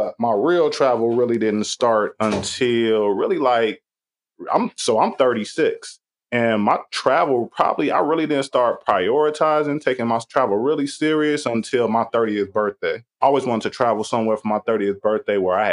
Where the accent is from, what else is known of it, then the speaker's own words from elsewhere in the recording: Chicago, Illinois, United States; I'm from Chicago.